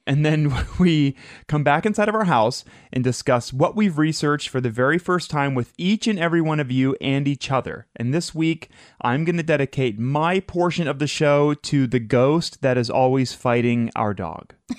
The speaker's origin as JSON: {"language": "English", "town": "Madison", "region": "Ohio", "country": "United States", "tie": "born or raised there", "said": "we grew up in Madison, Ohio"}